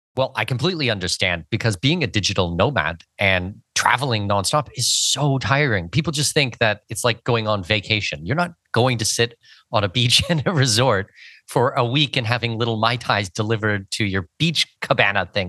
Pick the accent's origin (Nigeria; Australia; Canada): Canada; moved away; I'm from Canada. I dealt with snow for seventeen years growing up in Canada